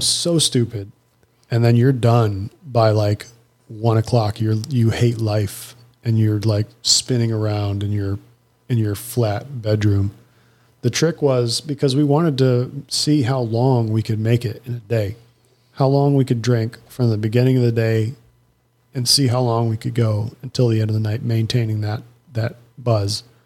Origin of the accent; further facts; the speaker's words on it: United States; I'm American